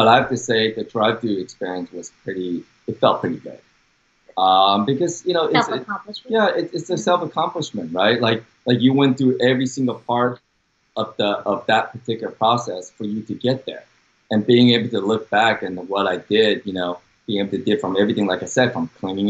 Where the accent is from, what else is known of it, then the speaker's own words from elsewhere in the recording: Dallas, Texas, United States; accent: Texan; also born or lived in Taiwan; grew up in Dallas, Texas